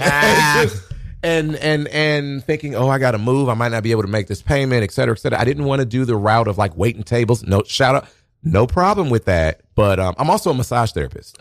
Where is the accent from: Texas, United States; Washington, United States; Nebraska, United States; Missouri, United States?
Nebraska, United States; Omaha; now in New York, United States; I'm originally from Omaha, Nebraska.